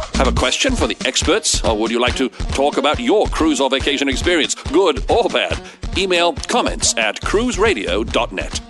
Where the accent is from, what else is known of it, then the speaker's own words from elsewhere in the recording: England, United Kingdom; I'm from England